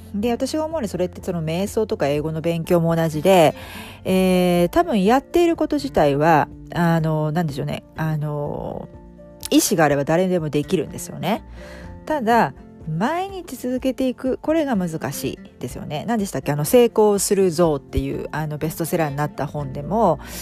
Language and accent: Japanese; Japan; moved away; 私の実家日本の実家